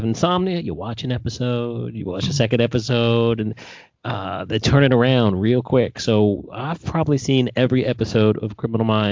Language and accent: English; New York City, New York, United States; moved away; I am from New York City originally, and my wife and I grew up, we used to live in a neighborhood